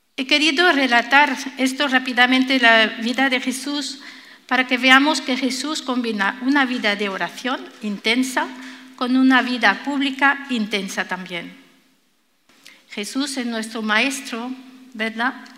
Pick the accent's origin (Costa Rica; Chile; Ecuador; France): France; Spanish is a second language; now in Spain; Yo soy francesa